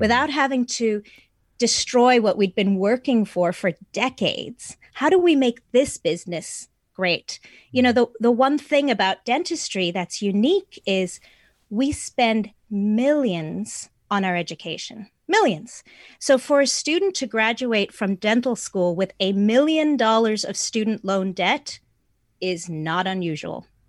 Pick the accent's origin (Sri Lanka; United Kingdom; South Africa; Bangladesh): South Africa; moved away; I'm from South Africa originally